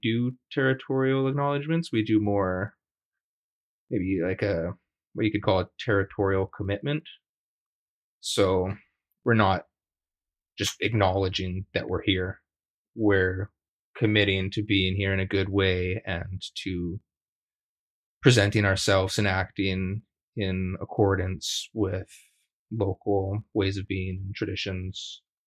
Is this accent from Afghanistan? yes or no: no; Treaty 7 territory, Alberta, Canada; now in Victoria, Canada; I'm a prairie Métis. I grew up in Treaty 7 territory in Alberta